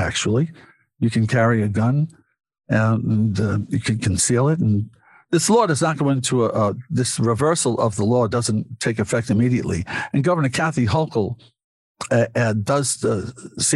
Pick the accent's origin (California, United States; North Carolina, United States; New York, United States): New York, United States; Western Suffolk; now in East End, Long Island, United States; I grew up in Western Suffolk